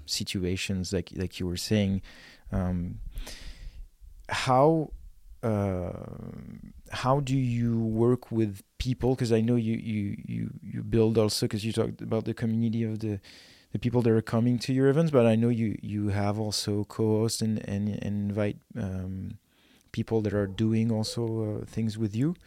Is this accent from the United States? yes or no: no; France; now in Vernon, Canada; I'm from France, and I had nothing in France